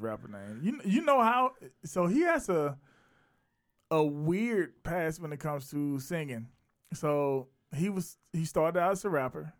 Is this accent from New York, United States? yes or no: no; South Carolina, United States; I saw it in my hometown, I'm based in Raleigh, East Village, South Carolina